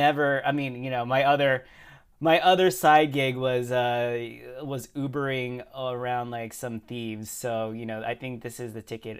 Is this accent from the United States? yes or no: no; Canada; Like, I'm not a really a violent guy. I'm from Canada.